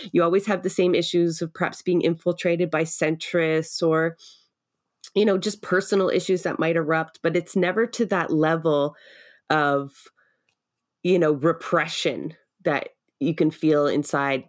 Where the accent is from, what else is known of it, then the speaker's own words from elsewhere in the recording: Toronto, Ontario, Canada; now in Sutton, Canada; I'm a city girl. I grew up in Scarborough